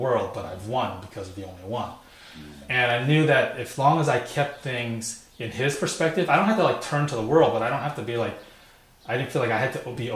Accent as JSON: {"language": "English", "town": "Sacramento", "region": "California", "country": "United States", "tie": "born or raised there", "also_born_or_lived": "San Francisco", "said": "I moved from San Francisco to the suburb of Sacramento. And so when I was going to elementary school there"}